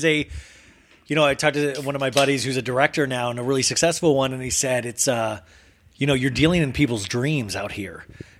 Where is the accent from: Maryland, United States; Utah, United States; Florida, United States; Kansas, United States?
Kansas, United States; I'm from Kansas.